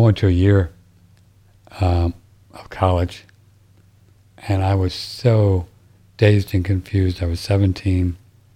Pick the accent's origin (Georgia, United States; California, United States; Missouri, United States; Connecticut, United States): Missouri, United States; St. Louis; And I grew up in St. Louis listening to Harry Carey.